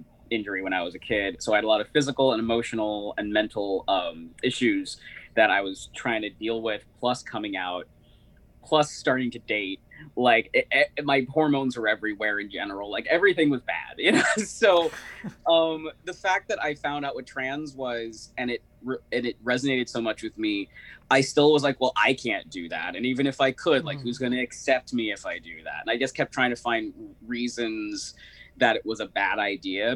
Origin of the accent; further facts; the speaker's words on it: Berkeley, California, United States; I grew up in Berkeley, California